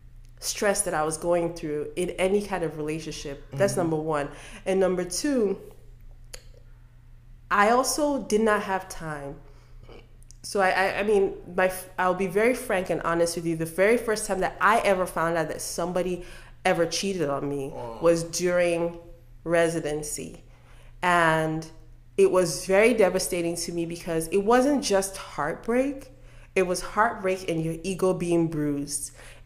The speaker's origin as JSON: {"language": "English", "region": "Delta", "country": "Nigeria", "said": "Other than the fact that you just found out my last name, I'm from Delta State."}